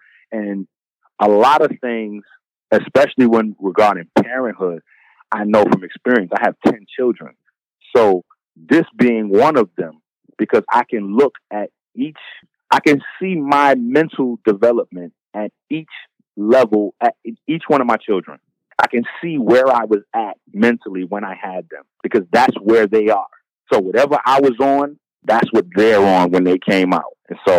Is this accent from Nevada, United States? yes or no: no; Bronx, New York, United States; I'm from the Bronx. It's been dope fiends and crackheads. That was dope fiends and crackheads in my neighborhood for 20, 30 years.